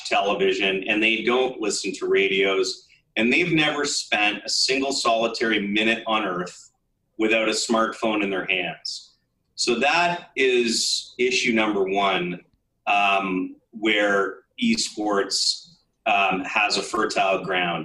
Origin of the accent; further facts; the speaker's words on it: Canada; I grew up, I'm a Canadian, I grew up a hockey fan.